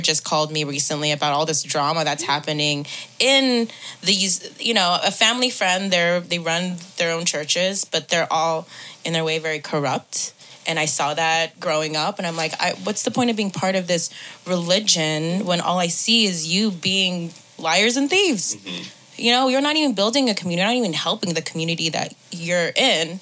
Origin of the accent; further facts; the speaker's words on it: Stockton, California, United States; moved away; I'm from California and the Central Valley, like Stockton